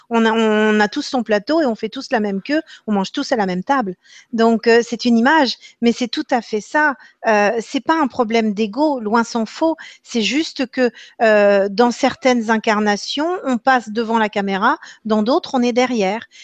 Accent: Normandy, France; Alors, je vais répondre en tant que, en tant que normande, peut-être ben oui, peut-être ben que non.

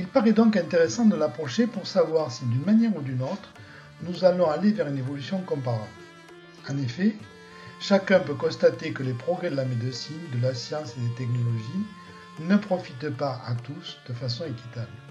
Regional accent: France; chez nous, en France

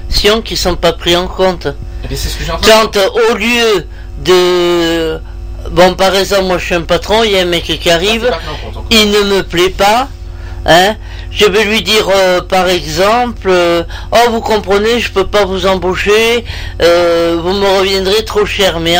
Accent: France; moi je suis française et celui qui est devant moi est maghrébin.

